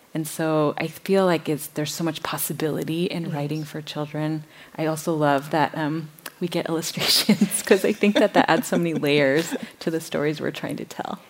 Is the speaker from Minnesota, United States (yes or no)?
yes; Minnesota, United States; I grew up in Minnesota